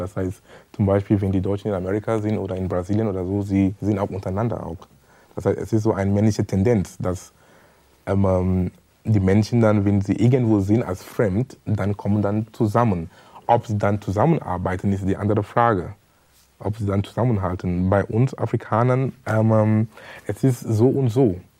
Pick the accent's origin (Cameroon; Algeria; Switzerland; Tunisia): Cameroon; German is a second language; moved away as an adult; now in Germany; ich komme aus Kamerun